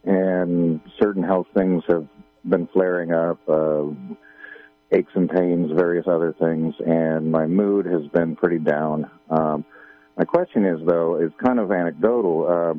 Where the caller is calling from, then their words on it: Garberville, California, United States; Hey, I'm right here in Garberville, and I'll make this as quick as possible.